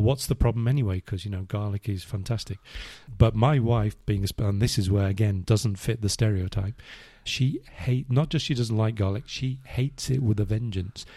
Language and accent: English; England, United Kingdom; moved away as an adult; now in Spain; I'm English